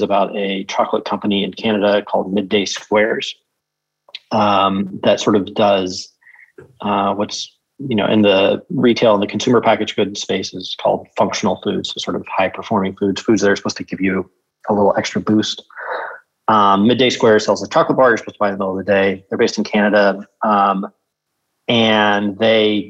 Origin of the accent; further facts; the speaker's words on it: Tulsa, Oklahoma, United States; I grew up in Tulsa, Oklahoma